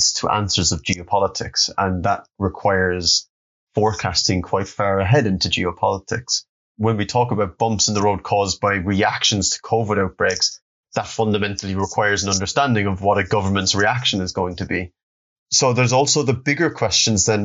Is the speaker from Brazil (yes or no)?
no; Cork, Munster, Ireland; I grew up and I'm from Cork, which is the second city of the Republic of Ireland